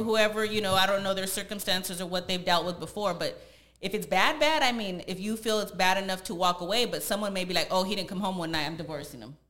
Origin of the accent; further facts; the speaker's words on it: San Jose, California, United States; moved away as an adult; now in Los Angeles, United States; I'm originally from San Jose, California, and I moved out to LA about three and a half years ago